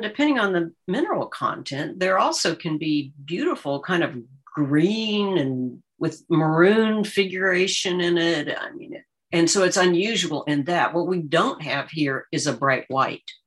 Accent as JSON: {"language": "English", "town": "Arlington", "region": "Virginia", "country": "United States", "tie": "born or raised there", "moved": "yes", "said": "I grew up in Arlington, Virginia"}